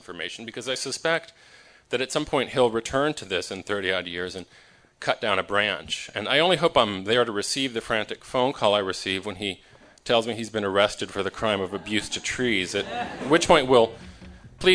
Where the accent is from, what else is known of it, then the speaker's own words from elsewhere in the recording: Michigan, United States; moved away; I grew up in Michigan, so I know a little bit about trees, because in the Midwest, everyone's kind of a farmer